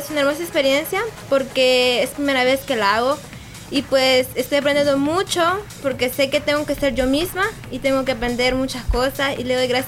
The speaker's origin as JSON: {"language": "Spanish", "town": "Lislique", "region": "La Unión", "country": "El Salvador", "said": "conocer más a mi pueblo del Islique"}